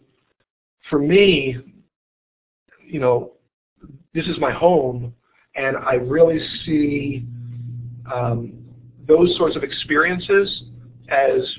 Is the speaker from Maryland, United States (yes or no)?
yes; Baltimore, Maryland, United States; the culture of where I grew up and here in Baltimore